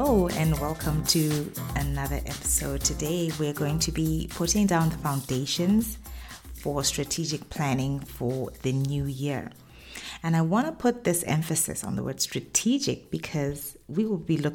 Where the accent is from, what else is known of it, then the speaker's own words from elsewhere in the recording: Botswana; moved away as an adult; now in Middle East; I've run businesses in the Middle East, where I've lived for the past 10 years, as well as in my home country, Botswana.